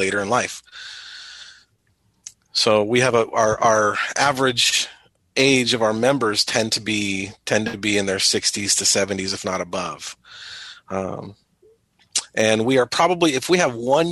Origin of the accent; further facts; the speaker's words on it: Southern California, United States; moved away as an adult; now in Springfield, United States; I am currently from Springfield, Illinois, but not originally. I'm from Southern California